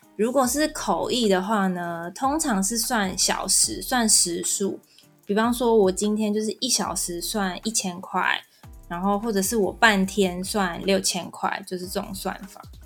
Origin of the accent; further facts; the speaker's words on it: Taiwan; 我们台湾人最熟悉的方言